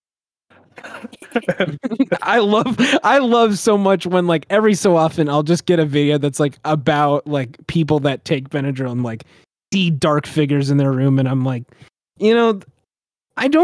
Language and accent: English; United States